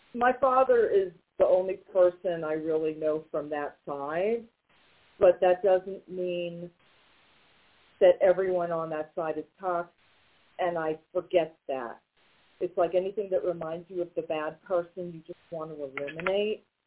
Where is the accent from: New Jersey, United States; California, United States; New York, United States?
New York, United States; now in North Carolina, United States; we're originally from New York